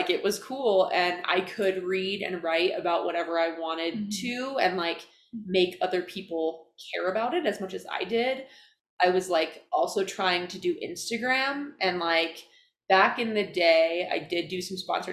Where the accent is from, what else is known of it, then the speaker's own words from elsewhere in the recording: Iowa, United States; moved away as an adult; now in Utah, United States; I grew up in Iowa. Not Ohio. Not Illinois, not Idaho.